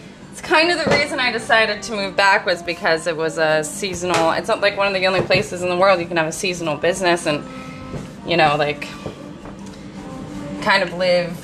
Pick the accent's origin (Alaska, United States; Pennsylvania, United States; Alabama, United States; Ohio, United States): Alaska, United States; Ketchikan; I was born and raised in Ketchikan, Alaska.